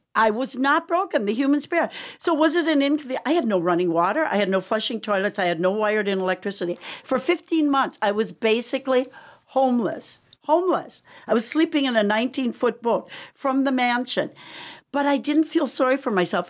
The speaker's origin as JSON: {"language": "English", "region": "Wisconsin", "country": "United States", "tie": "born or raised there", "also_born_or_lived": "Lake Michigan", "moved": "yes", "said": "Growing up in Wisconsin"}